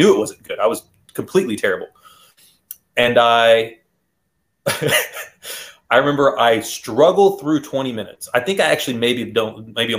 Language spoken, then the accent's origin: English; Houston area, Texas, United States; born or raised there